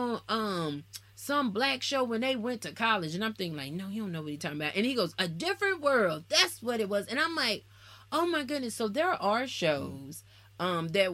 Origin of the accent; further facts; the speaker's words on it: Alabama, United States; also born or lived in Nashville, Tennessee; I'm from Alabama.